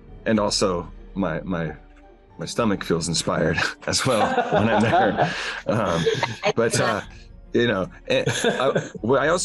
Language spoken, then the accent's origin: English; New Orleans, Louisiana, United States; moved away; I'm also from New Orleans originally